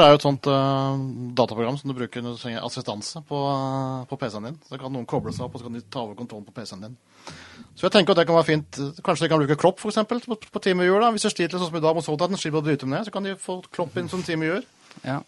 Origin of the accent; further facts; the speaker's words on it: Norway; vi er fra Norge